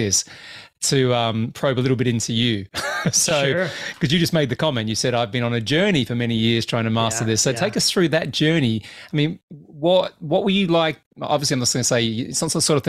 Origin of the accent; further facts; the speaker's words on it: Australia; now in United Kingdom; I'm an Australian living in the UK.